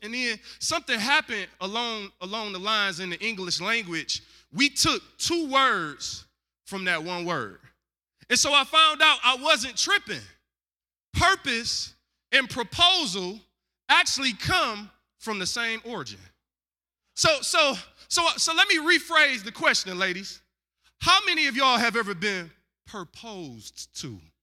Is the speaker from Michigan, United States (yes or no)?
yes; Detroit, Michigan, United States; I'm light-skinned and I'm from the East Side